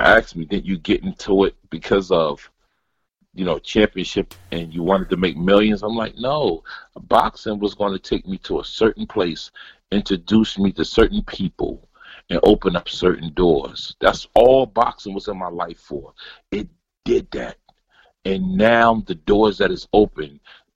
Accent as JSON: {"language": "English", "town": "Asbury Park", "region": "New Jersey", "country": "United States", "tie": "born or raised there", "moved": "as an adult", "lives_now": "Germany", "said": "my hometown, Asbury Park"}